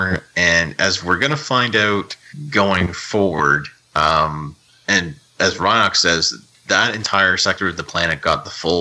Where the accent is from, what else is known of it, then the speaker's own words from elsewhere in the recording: Canada; I'm from Canada.